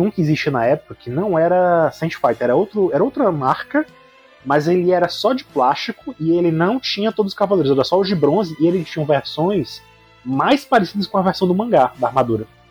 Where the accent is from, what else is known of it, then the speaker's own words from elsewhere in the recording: Fortaleza, Ceará, Brazil; sou do Ceará, né, aqui em Fortaleza